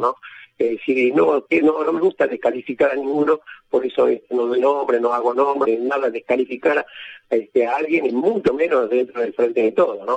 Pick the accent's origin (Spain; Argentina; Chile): Argentina; nuestro país